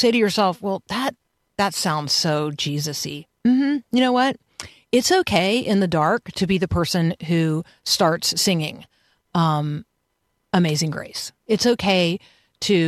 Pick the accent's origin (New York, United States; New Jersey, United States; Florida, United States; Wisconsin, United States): Florida, United States; Tampa; I grew up in Tampa and I went to the University of Florida as an undergrad